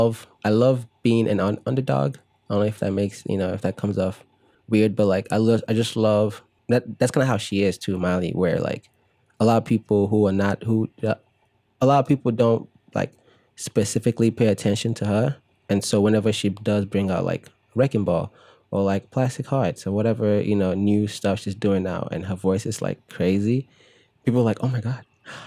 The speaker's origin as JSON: {"language": "English", "town": "Chicago", "region": "Illinois", "country": "United States", "tie": "born or raised there", "said": "when I was growing up in Chicago, you know, Disney Channel would come on"}